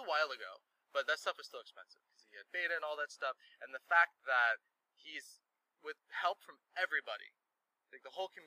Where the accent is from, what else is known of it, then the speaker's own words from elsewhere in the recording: New York, United States; moved away; I'm from New York originally